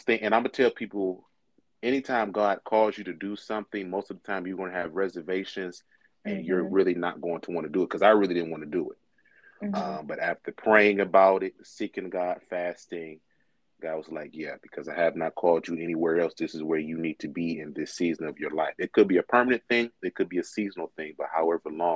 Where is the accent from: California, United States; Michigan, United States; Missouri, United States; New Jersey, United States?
Michigan, United States; Inkster; I was born and raised in Inkster, Michigan